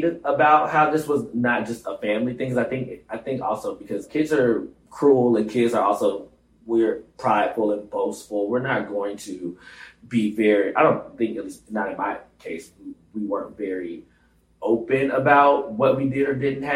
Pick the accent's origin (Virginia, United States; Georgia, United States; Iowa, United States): Georgia, United States; Atlanta; moved away as an adult; now in New York, United States; quite difficult growing up in Atlanta